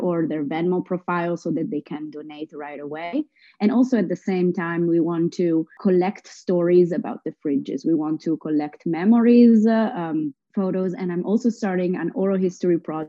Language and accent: English; Italy; moved away as an adult; now in New York, United States; I come from Italy. I'm half Italian and half Lebanese. I moved to New York in 2014